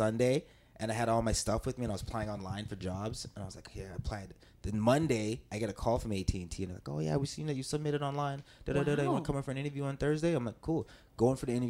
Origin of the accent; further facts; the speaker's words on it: Canada; moved away as an adult; also born or lived in New York; I'm Canadian, but I got my papers